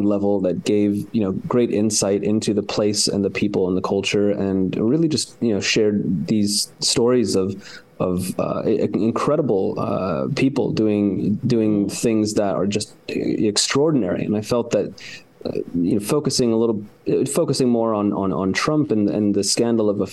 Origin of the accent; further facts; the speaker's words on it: United States; moved away as an adult; now in Ukraine; as an American